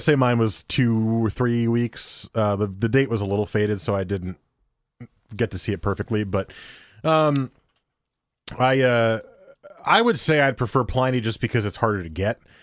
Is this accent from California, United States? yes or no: no; New Jersey, United States; I grew up in New Jersey